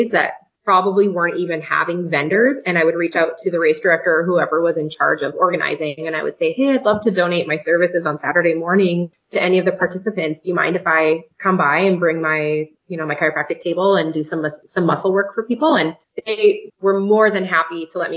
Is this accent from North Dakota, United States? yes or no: yes; North Dakota, United States; moved away as an adult; We're from North Dakota originally